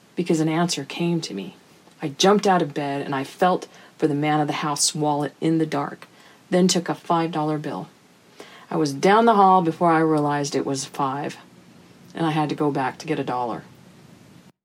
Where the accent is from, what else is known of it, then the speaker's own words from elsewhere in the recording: El Paso, Texas, United States; moved away as an adult; now in Central Texas, United States; my hometown of El Paso